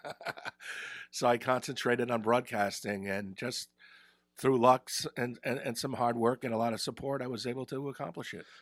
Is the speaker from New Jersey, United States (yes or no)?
yes; Ridgewood, New Jersey, United States; moved away; also born or lived in Providence / Albany; I grew up in Ridgewood in Bergen County